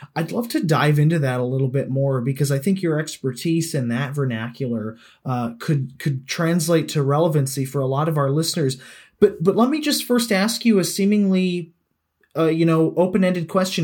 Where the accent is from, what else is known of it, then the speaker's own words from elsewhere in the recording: United States; As an American